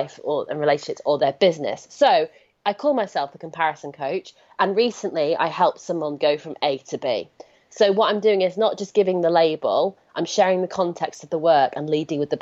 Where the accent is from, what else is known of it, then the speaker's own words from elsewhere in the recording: United Kingdom; I'm British